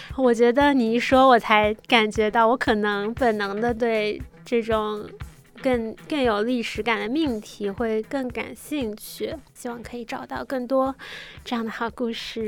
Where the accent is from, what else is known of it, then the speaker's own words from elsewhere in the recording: Australia; moved away as an adult; now in China; 因为我从小在澳洲长大